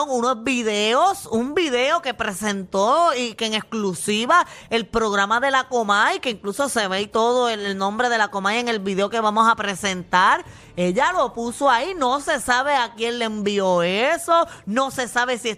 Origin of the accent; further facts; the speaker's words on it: Mayagüez, Puerto Rico; soy de Mayagüez y mi equipo se eliminó desde el principio.